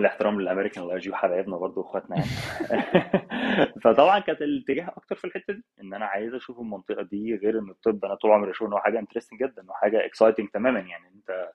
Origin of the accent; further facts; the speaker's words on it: Cairo, Cairo Governorate, Egypt; moved away as an adult; now in Hamburg, Germany; انا من القاهره يعني اصلي اهلي من الفيوم بس انا اصلا مولود في القاهره